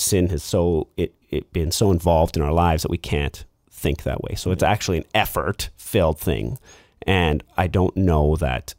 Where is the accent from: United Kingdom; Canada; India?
Canada; Lower Mainland, British Columbia; also born or lived in Vancouver / Abbotsford; I grew up in the Lower Mainland.